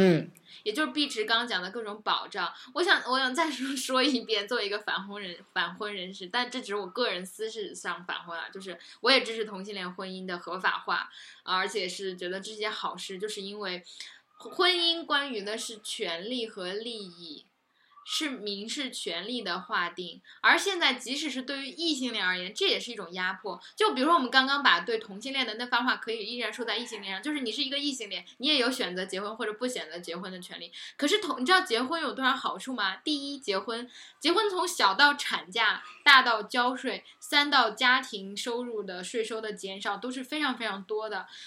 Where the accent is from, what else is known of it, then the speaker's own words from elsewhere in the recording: Hunan, China; moved away; 我家乡真的很穷的，就是，嗯，其实湖南还好吧，鱼米之乡，然后不缺吃喝